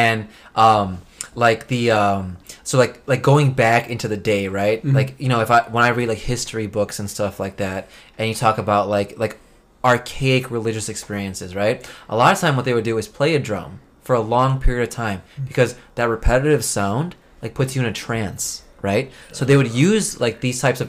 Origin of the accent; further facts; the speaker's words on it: United States; we're American-born